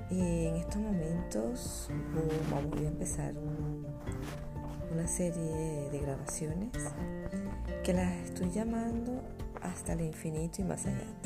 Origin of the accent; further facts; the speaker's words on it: Caracas, Capital District, Venezuela; moved away; also born or lived in Europe; como lo dije anteriormente, soy de Caracas, Venezuela, y con mucho gusto voy a empezar a grabar con ustedes y para ustedes desde una parte de Europa.